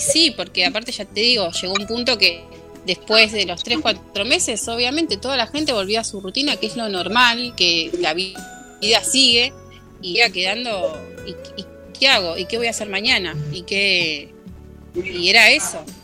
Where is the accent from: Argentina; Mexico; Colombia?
Argentina; Virrey del Pino, Buenos Aires Province; yo soy de eh, Buenos Aires, zona oeste.